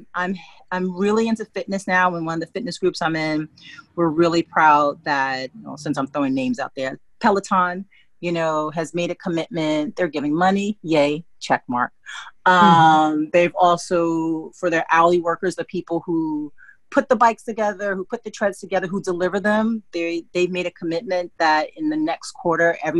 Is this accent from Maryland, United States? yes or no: no; New York City, New York, United States; my Black experience is being raised in New York City